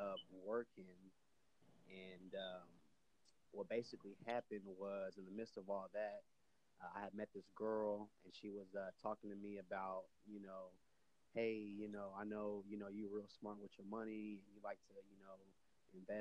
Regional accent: Austin, Texas, United States; I'm born and raised in Austin, Texas

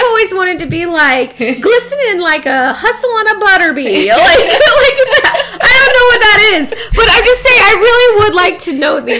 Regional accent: Chicago, Illinois, United States; accent: Chicago; You know, because I got my Chicago accent in here and it...

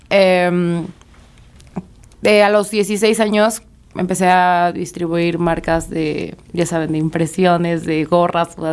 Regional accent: Xalapa, Veracruz, Mexico; de Jalapa, Veracruz.

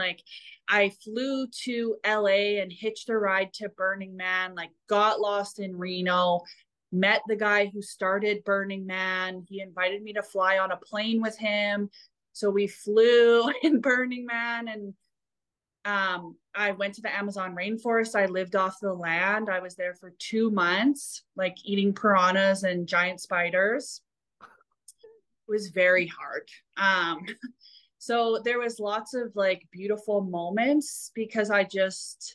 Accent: Alberta, Canada; growing up in Alberta, kind of a country western kind of place

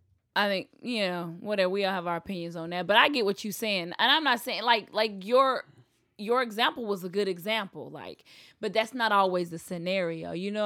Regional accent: the South, United States; I grew up in the South. It's a lot easier.

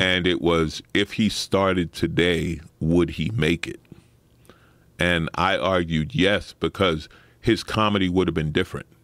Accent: New York City, New York, United States; I grew up in Saint Albans, Queens, working class

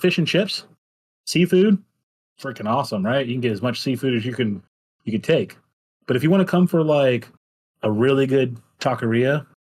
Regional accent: California, United States; now in Bandon, United States; But again, I came from California, right?

